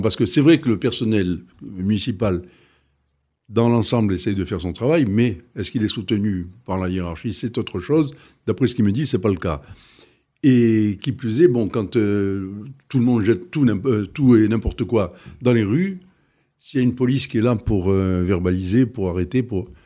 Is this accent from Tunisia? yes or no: yes; Tunisia; now in Arles, France; J'ai vécu, je suis né en Tunisie, j'ai vécu en Tunisie, et autour de nous, on avait Tuburbo Majus, on avait le Colisée d'Elgem, on avait des choses magnifiques j'ai été élevé dans cet esprit. Enfin, j'ai vu ça toute ma jeunesse